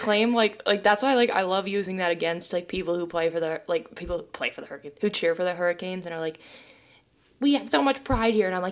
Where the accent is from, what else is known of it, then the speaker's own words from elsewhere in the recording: Maine, United States; moved away; also born or lived in Jacksonville / Michigan; I'm from Maine.